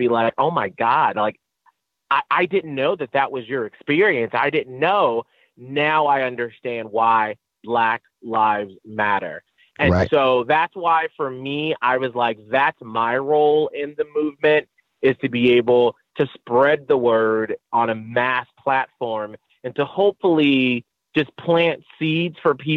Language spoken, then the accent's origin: English; Atlanta, Georgia, United States; moved away; also born or lived in St. Petersburg, Florida; I'm from Atlanta, Georgia.